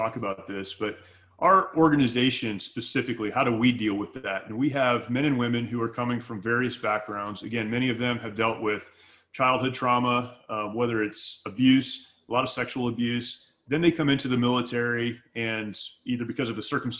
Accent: Southern California, United States; I grew up in California. I grew up here in Southern California.

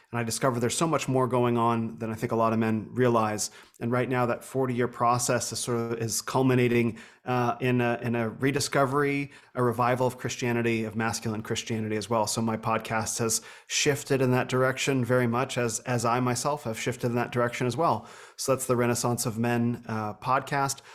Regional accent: Phoenix, Arizona, United States; also born or lived in Northern California; I grew up here in Phoenix

